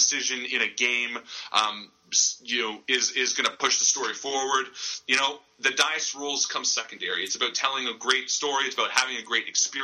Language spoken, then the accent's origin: English; Canada